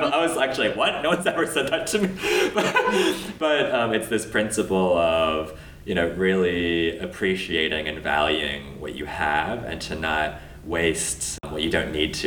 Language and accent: English; Los Angeles, California, United States; I grew up in LA and I grew up in the Valley